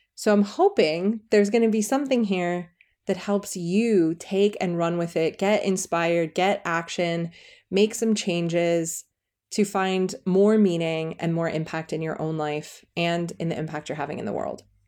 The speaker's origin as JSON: {"language": "English", "country": "United States", "also_born_or_lived": "California", "moved": "as an adult", "lives_now": "England, United Kingdom", "said": "I'm an American living in England with my dream guy and our three girls"}